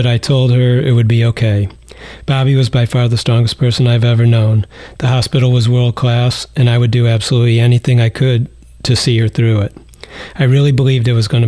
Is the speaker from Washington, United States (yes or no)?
no; Cleveland, Ohio, United States; I'm from Cleveland